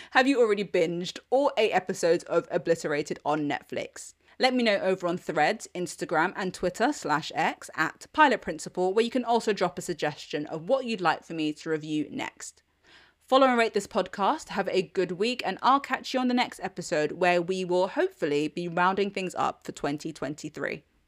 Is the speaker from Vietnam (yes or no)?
no; United Kingdom; I'm British